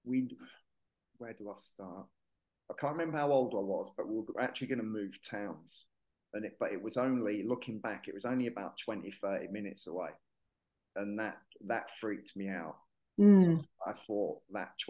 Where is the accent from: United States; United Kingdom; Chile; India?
United Kingdom; Hertfordshire, East of England; moved away as an adult; also born or lived in Yorkshire / Manchester; now in Marbella, Spain; I was born in Yorkshire. I grew up in Hertfordshire.